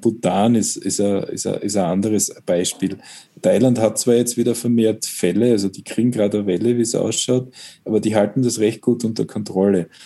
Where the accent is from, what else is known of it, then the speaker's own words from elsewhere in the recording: Styria, Austria; als Steirer